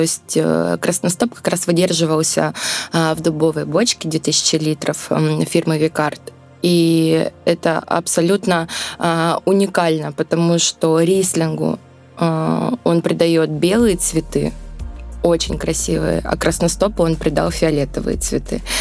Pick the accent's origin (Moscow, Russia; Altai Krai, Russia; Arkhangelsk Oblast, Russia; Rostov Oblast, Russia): Rostov Oblast, Russia; Volgodonsk; Родилась я в городе Волгодонске, Ростовской области. А, я горжусь тем, что я из Ростовской области.